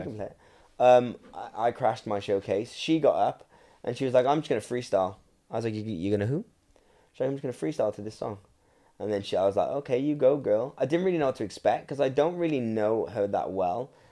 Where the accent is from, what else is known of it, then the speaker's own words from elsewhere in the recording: Welsh, Wales, United Kingdom; I'm Welsh